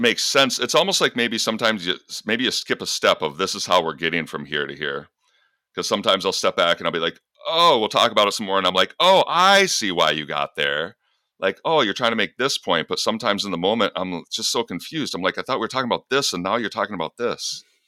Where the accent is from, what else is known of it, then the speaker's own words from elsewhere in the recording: Michigan, United States; I was a feminine kid growing up in Michigan